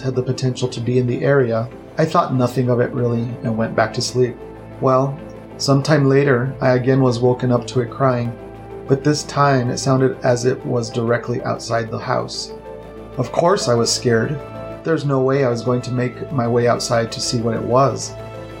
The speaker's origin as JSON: {"language": "English", "region": "New Mexico", "country": "United States", "tie": "born or raised there", "moved": "as an adult", "lives_now": "Phoenix, United States", "said": "I have now been in Phoenix 16 years. Previous to that, I was born and raised in New Mexico."}